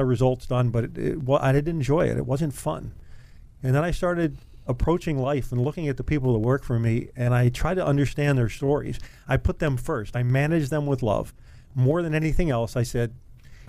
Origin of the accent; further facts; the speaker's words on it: Randallstown, Maryland, United States; I grew up in Randallstown, Maryland